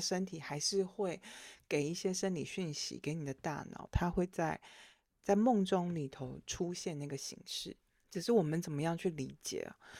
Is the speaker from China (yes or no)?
no; Taiwan; 作为一个台湾人，我们毕竟比较是道否哲学系统的